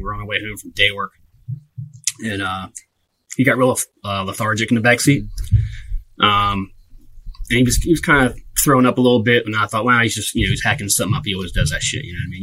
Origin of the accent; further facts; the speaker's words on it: Delaware, United States; born and raised in uh, Delaware. Um, lived here my whole life.